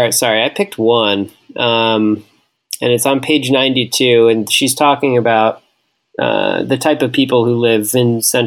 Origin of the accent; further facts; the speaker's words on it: Wisconsin, United States; we are from Wisconsin and inner tubing is a popular thing to do.